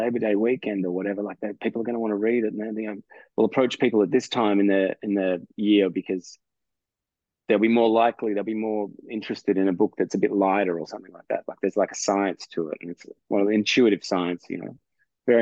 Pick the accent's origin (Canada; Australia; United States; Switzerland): Australia; I'm a heterosexual, straight Australian